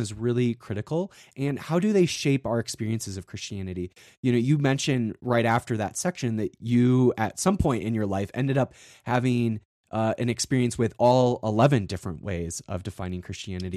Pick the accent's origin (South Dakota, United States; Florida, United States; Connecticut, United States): South Dakota, United States; I grew up in South Dakota, and on the western side of South Dakota